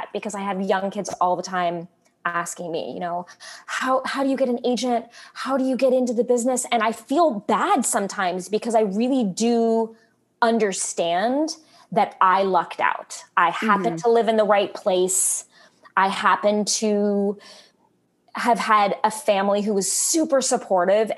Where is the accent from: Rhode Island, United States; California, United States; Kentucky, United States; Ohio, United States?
California, United States; Southern; I grew up in Southern California